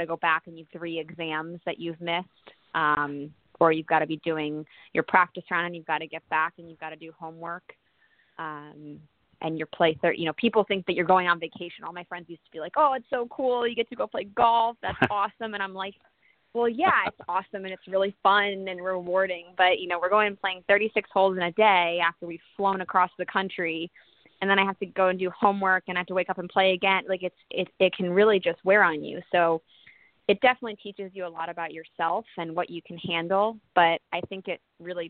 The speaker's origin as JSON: {"language": "English", "region": "Connecticut", "country": "United States", "tie": "born or raised there", "said": "I grew up in Connecticut"}